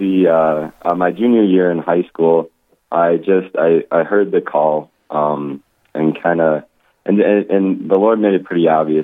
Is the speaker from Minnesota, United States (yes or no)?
no; Rapid City, South Dakota, United States; I'm from Rapid City, South Dakota